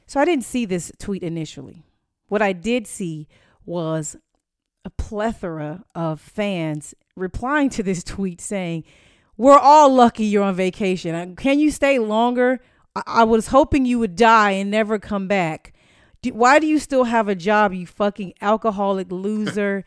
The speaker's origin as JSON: {"language": "English", "town": "Inglewood", "region": "California", "country": "United States", "moved": "yes", "lives_now": "Tampa, United States", "said": "I'm from Inglewood, California"}